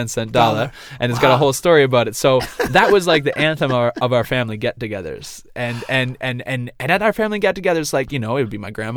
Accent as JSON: {"language": "English", "region": "Nova Scotia", "country": "Canada", "said": "I'm from Nova Scotia"}